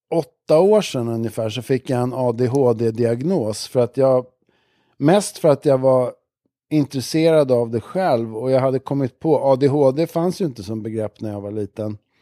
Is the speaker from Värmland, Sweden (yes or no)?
no; Stockholm, Stockholm County, Sweden; also born or lived in Sankt Eriksplan, Stockholm; Jag växte upp i, jag föddes i Abrahamsberg som ligger i Bromma